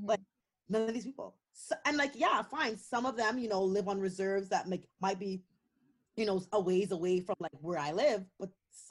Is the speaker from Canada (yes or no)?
yes; Canada; yay, I'm Canadian and I love this place